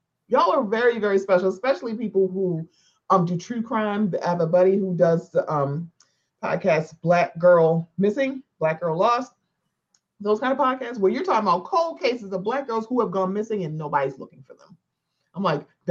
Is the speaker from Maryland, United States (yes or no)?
yes; Baltimore, Maryland, United States; I'm from Baltimore